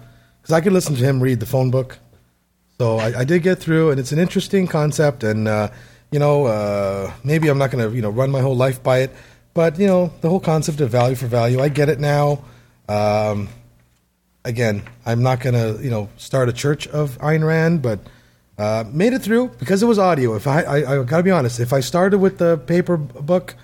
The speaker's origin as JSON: {"language": "English", "country": "Canada", "said": "as a Canadian, I believe I have to read it at some point or I will lose my citizenship"}